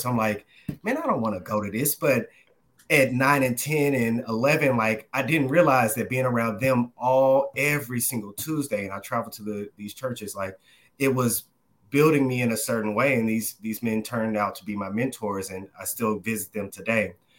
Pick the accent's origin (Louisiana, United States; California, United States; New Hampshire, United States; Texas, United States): Texas, United States; Dallas; moved away as an adult; now in New York City, United States; I'm originally from the Dallas, Texas area. Uh, grew up there majority of my life